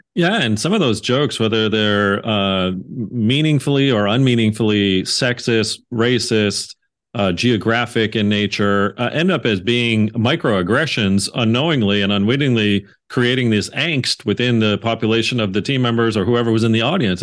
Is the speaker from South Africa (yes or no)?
no; Canada; I'm Canadian